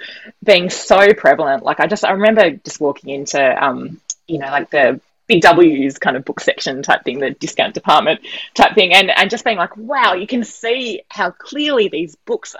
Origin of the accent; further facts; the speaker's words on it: Sydney, New South Wales, Australia; now in Melbourne, Australia; I'm from Sydney